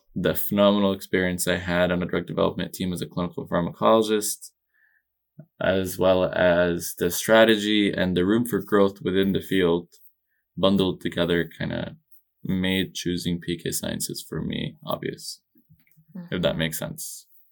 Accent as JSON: {"language": "English", "country": "Egypt", "tie": "born or raised there", "also_born_or_lived": "New Jersey, United States", "moved": "yes", "said": "I was born and raised in Egypt"}